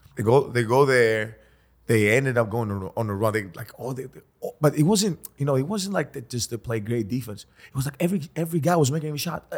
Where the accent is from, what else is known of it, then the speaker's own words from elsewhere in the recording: Greece; moved away; we come from Greece.